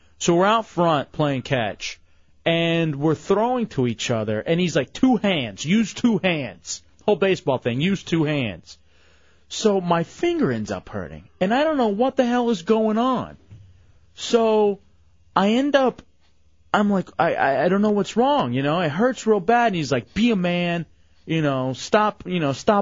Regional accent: Texas, United States; moved away; I'm from Texas

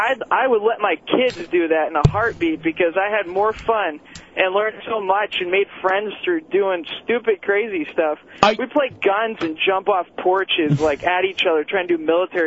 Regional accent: New Hampshire, United States; Hey, I grew up back up in New Hampshire, and, dude, we did crazy stuff.

